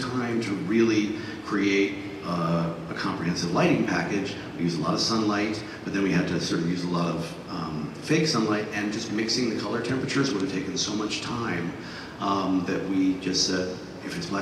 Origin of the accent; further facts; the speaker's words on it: New York City, New York, United States; I was raised on the Upper West Side of Manhattan in the 70s